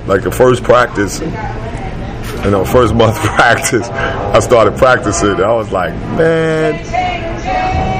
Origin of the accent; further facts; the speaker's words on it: New York, United States; moved away; I came from New York